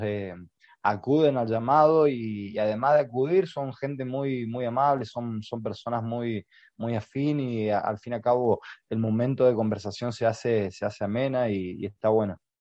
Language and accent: Spanish; Santiago del Estero, Argentina; los santiagueños que dormimos la siesta